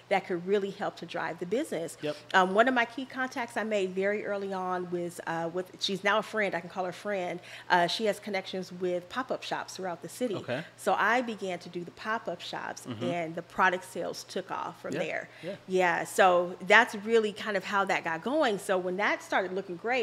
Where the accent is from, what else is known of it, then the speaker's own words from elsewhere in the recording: Los Angeles, California, United States; moved away as an adult; now in Dallas, United States; I was born and raised in Los Angeles, so that's all I knew